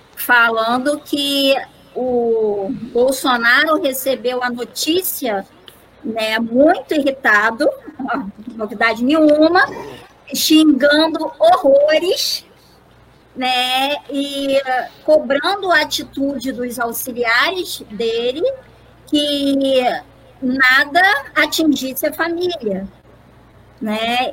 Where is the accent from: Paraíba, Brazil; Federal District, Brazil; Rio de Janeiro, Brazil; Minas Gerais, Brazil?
Rio de Janeiro, Brazil; nós que somos do Rio de Janeiro